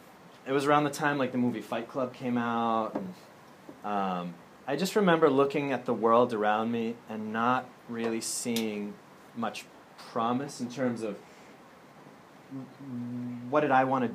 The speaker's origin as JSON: {"language": "English", "town": "Andover", "region": "Massachusetts", "country": "United States", "tie": "born or raised there", "also_born_or_lived": "Germany", "moved": "as an adult", "said": "I'm from Andover, Massachusetts, originally"}